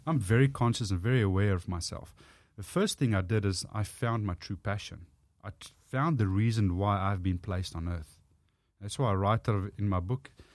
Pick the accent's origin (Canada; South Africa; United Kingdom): South Africa; accent: South African; first language Afrikaans; English is a second language; moved away as an adult; now in Australia; I grew up speaking Afrikaans, which is basically Dutch